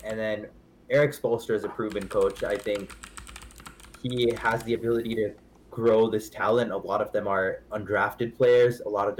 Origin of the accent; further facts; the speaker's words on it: Miami, Florida, United States; I'm from Miami, and I am a Miami fan.